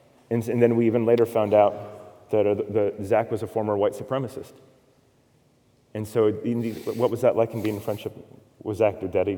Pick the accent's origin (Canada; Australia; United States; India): United States; we as white American Christians